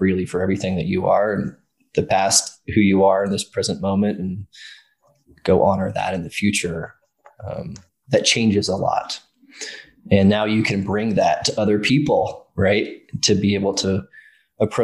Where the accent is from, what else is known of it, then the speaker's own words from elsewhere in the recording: Ireland; I grew up in Ireland.